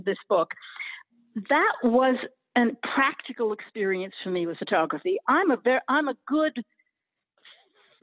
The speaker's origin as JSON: {"language": "English", "town": "Cambridge", "region": "Massachusetts", "country": "United States", "tie": "born or raised there", "also_born_or_lived": "Berkeley, California", "moved": "as an adult", "lives_now": "New York, United States", "said": "So I grew up in Cambridge, Massachusetts, and I spent my first 25"}